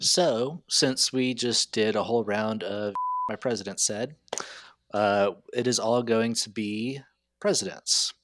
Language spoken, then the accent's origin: English; Texas, United States; also born or lived in South Carolina; I think of myself as being from Texas because I've lived most of my life here, although I was born in South Carolina